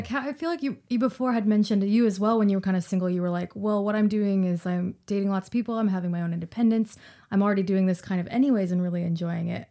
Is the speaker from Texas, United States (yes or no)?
yes; Fort Worth, Texas, United States; moved away; I'm from Fort Worth